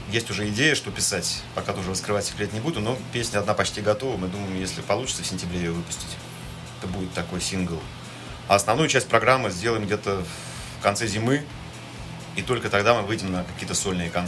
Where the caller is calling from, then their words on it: Berlin, Germany; сегодня звоню из города до Берлина.